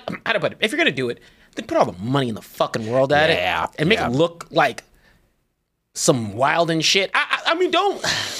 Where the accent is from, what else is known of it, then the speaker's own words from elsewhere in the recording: Texas, United States; I'm still from Texas